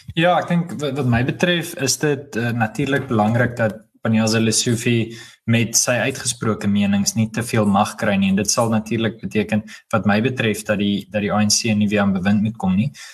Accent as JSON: {"language": "Afrikaans", "town": "Johannesburg", "region": "Gauteng", "country": "South Africa", "tie": "born or raised there", "said": "Ek is gebore en getoe Johannesburger"}